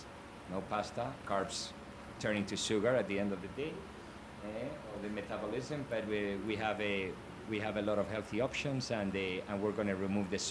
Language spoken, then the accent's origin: English; Bilbao, Basque Country, Spain; moved away; I'm from Spain